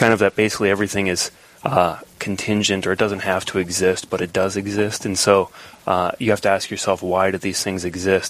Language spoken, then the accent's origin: English; St. Anthony, Minnesota, United States; also born or lived in St. Paul, Minnesota / Eau Claire, Wisconsin; now in Rochester, United States; I was born in St. Paul. I lived in Eau Claire, Wisconsin for a few years, and then I think the longest in St. Anthony, Minnesota, so just outside of Northeast